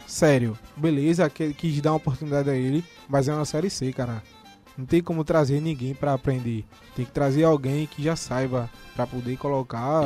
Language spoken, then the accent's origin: Portuguese; Recife, Pernambuco, Brazil; A gente é daqui de Pernambuco, para quem não conhece a gente ainda, daqui mais especificamente de Recife